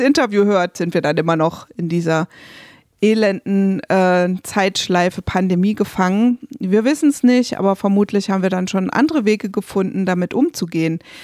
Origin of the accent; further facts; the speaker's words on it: Rhineland-Palatinate, Germany; moved away; ich komme ja aus der Pfalz